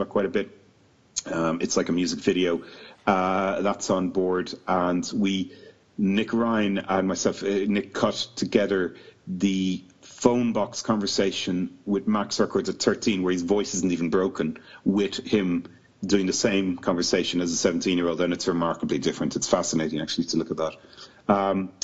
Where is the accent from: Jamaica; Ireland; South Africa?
Ireland; moved away as an adult; now in United Kingdom; we're all Irish, but we've all lived in the UK for 20 years